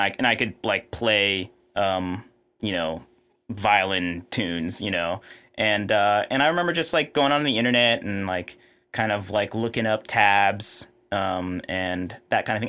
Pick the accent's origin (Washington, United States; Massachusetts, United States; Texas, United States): Texas, United States; Houston; I grew up in Houston, Texas, uh, kind of the suburbs of Houston